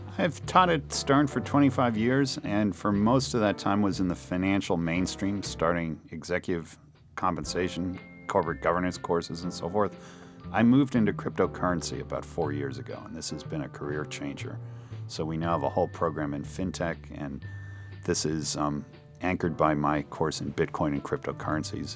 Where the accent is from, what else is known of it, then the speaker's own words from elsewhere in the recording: Princeton, New Jersey, United States; moved away; also born or lived in Cambridge, Massachusetts; I grew up in Princeton, New Jersey. I was born in Princeton.